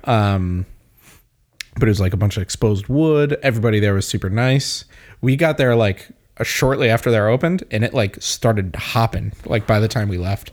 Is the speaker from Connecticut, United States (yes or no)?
yes; Windsor, Connecticut, United States; also born or lived in Granby, Connecticut; grew up in Windsor, and then in high school we moved to Granby. But, like, those are my formative years.